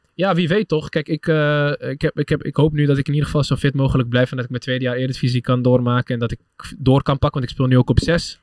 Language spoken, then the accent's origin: Dutch; Utrecht, Netherlands; Ik ben Utrechter